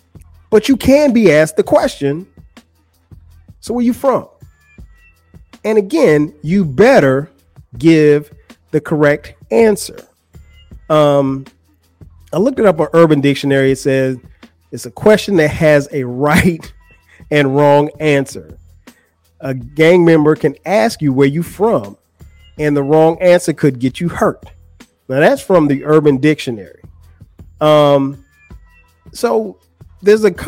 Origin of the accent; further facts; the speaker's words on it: Florence, South Carolina, United States; moved away as an adult; now in Atlanta, United States; I'm from Florence, South Carolina. That's where I'm from. That's where I went to school.